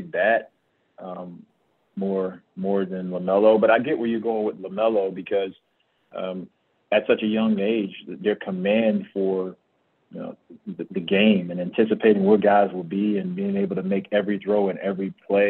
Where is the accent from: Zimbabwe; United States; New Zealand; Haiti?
United States; Miami, Florida; moved away as an adult; now in Phoenix, United States; Growing up in Florida, being an ex-football player up until I went to high school, I'm going to the U